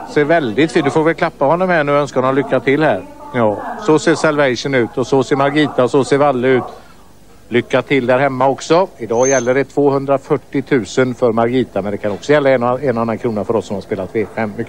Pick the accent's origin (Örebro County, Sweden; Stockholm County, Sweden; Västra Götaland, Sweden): Västra Götaland, Sweden; Skövde; born there; now in Kungsbacka, Sweden; Ja, jag är ju född i Skövde så jag vet inte vad jag kallar mig göteborgare.